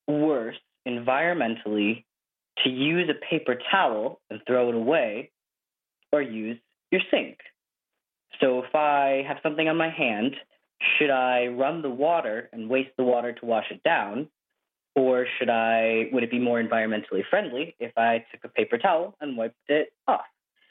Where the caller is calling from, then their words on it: Chicago, Illinois, United States; I'm calling from Chicago.